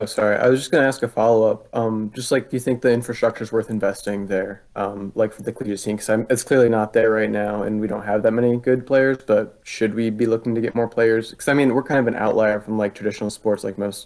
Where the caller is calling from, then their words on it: Philadelphia, Pennsylvania, United States; I'm college in Philly, PA.